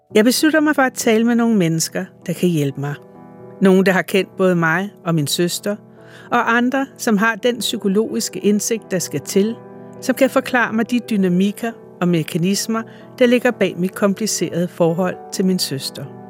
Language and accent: Danish; Værløse, Capital Region of Denmark, Denmark; born or raised there; moved away as an adult; also born or lived in Copenhagen